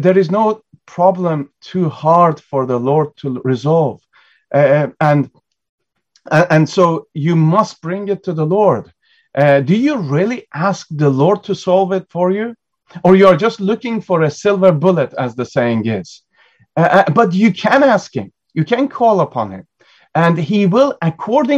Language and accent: English; United Kingdom; as British people